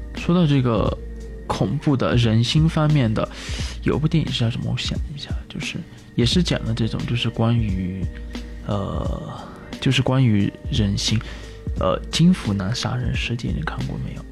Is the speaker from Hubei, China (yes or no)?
no; Yunnan, China; 我是来自于云南的